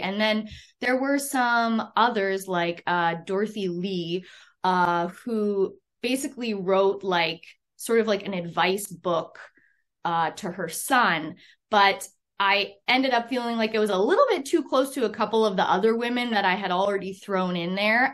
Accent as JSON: {"language": "English", "country": "Canada", "said": "I'm a Canadian"}